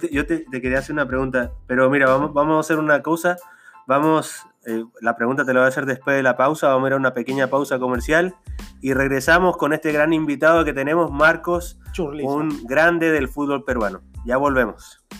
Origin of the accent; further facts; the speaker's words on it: Chile; yo soy chileno